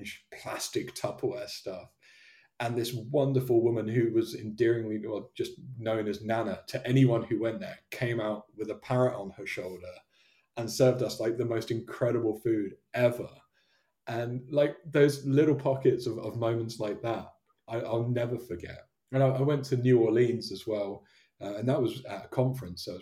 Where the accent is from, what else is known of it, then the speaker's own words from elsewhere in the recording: Devon, South West England, United Kingdom; moved away; I was born and raised down in Devon